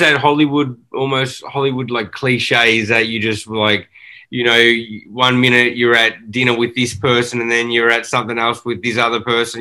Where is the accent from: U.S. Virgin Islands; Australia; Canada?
Australia; now in Los Angeles, United States; growing up in Australia, that's all you consume is, you know, these movies and TV shows